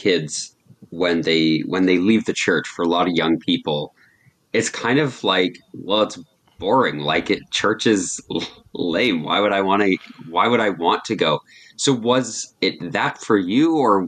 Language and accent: English; Canada; when we were growing up in Canada, we have the Scouts Canada that we were involved